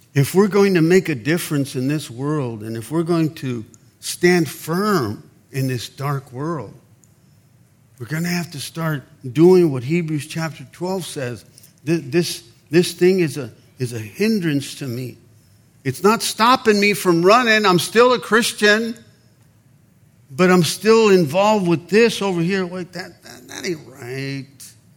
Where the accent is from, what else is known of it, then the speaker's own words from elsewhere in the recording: Mexicali, Baja California, Mexico; moved away; we're Mexicans, I was born in Mexicali, Mexico